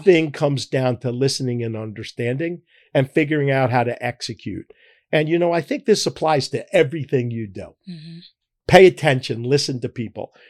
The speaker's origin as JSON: {"language": "English", "town": "Philadelphia", "region": "Pennsylvania", "country": "United States", "tie": "born or raised there", "said": "I'm a Philadelphian. I was born here"}